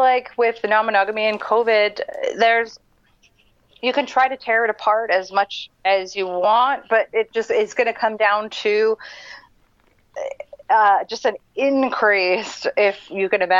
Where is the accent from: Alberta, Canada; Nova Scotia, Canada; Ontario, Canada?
Alberta, Canada; Edmonton; I grew up in Alberta. I grew up in Edmonton